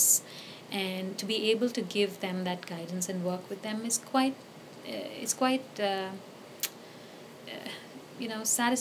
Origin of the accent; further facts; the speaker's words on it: India; moved away as an adult; also born or lived in Singapore / Sweden / San Jose, California; now in Ottawa, Canada; I was born and raised in India